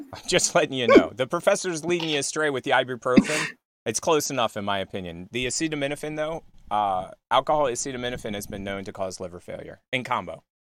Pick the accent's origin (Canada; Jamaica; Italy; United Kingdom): Italy; English is a second language